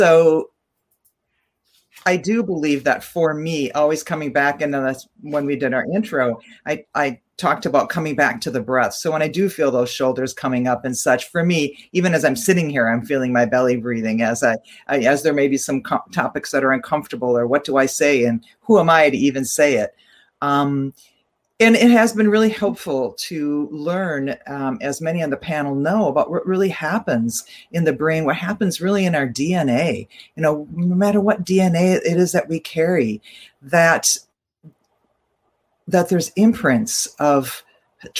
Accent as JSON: {"language": "English", "region": "Minnesota", "country": "United States", "tie": "born or raised there", "said": "I grew up in Minnesota. I grew up on Dakota land, and my family farmed it"}